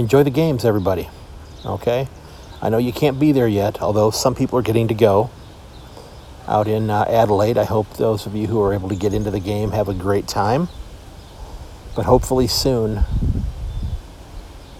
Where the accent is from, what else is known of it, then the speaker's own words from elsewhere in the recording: Sandusky, Ohio, United States; my hometown here of Sandusky, Ohio